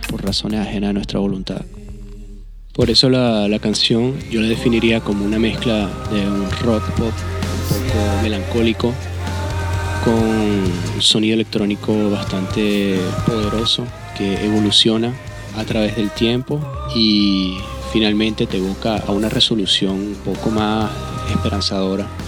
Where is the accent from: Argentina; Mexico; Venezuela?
Venezuela; moved away as an adult; now in France; dejara mi país de origen, Venezuela, para instalarme en Francia.